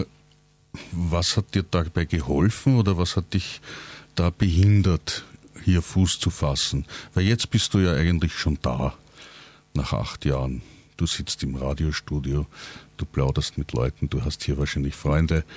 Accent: Langenlois, Lower Austria, Austria; Ich komme aus Langenlois, Nähe von Krems, auch 70 Kilometer von Wien weg und arbeite auch in Wien

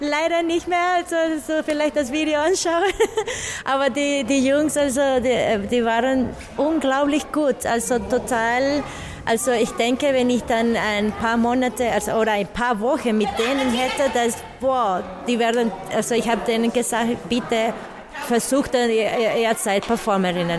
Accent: Nicaragua; German is a second language; moved away; Ich komme aus Nicaragua und ich bin Performerin, Tänzerin und Tanzpädagogin

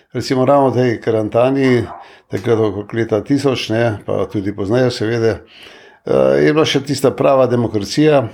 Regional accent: Slovenia; smo se Slovenci

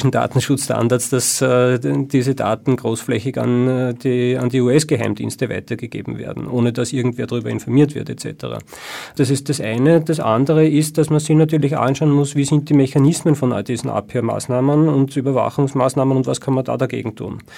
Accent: Austria; Und als Nicht-Deutscher fühle ich mich als Österreicher durchaus äh, betroffen

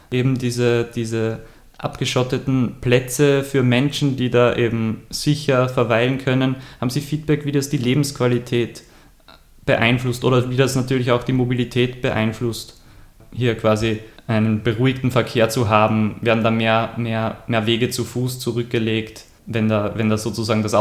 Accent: Freistadt, Upper Austria, Austria; auch in meiner Heimatstadt, jetzt in Freistadt, einen total befahrenen Marktplatz sozusagen.

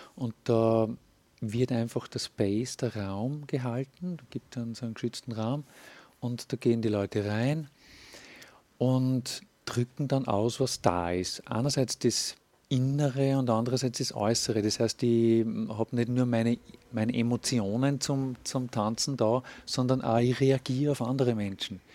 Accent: Linz, Upper Austria, Austria; Ich bin Linzer

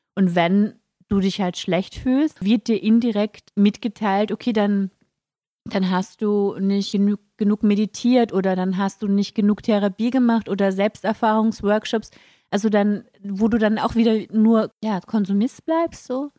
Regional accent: Carinthia, Austria; als junger Mensch, ich, äh, ich bin in Kärnten geboren

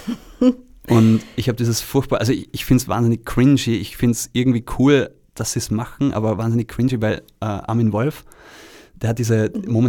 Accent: Vorarlberg, Austria; accent: Vorarlberg dialect; Aber ich, ich komme ja aus Vorarlberg und, und ähm, ich, ich kenne auch ein paar andere Leute, die aus Vorarlberg kommen.

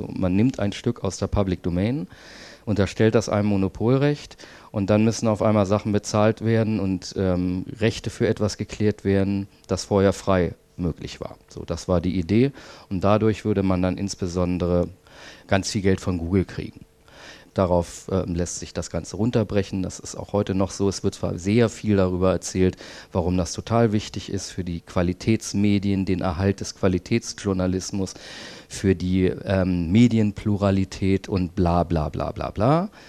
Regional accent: Berlin, Germany; Ich komme aus Berlin und ähm, habe dort vor vielen Jahren, sieben mittlerweile, glaube ich, diese Initiative gegründet

